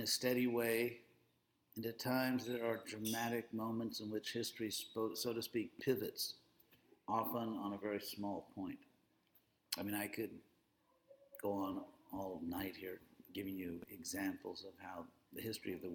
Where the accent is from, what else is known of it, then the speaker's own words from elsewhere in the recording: Southern California, United States; I am from Southern California